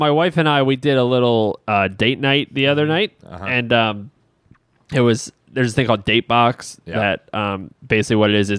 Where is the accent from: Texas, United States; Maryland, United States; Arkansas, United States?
Maryland, United States; Baltimore; We're from Baltimore, big Ravens fans